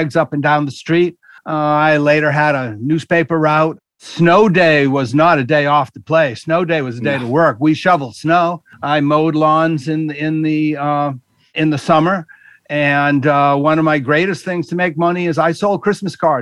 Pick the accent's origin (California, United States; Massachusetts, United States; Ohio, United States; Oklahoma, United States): Massachusetts, United States; Dartmouth; I was born in Dartmouth, Massachusetts in 1952